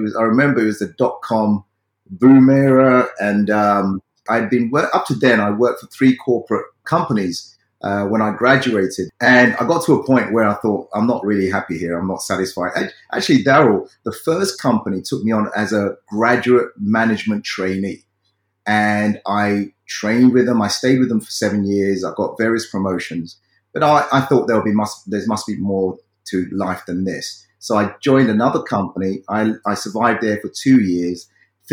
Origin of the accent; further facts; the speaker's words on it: London, United Kingdom; as a child growing up in South London, in the UK